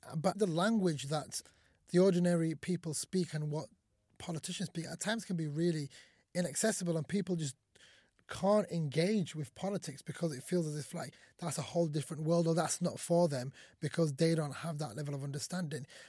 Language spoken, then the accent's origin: English; Sheffield, Yorkshire and the Humber, United Kingdom; English is a second language; also born or lived in Somalia; I came to this country when I was five years old with my family, and we moved to the great city of Sheffield, uh, from Somalia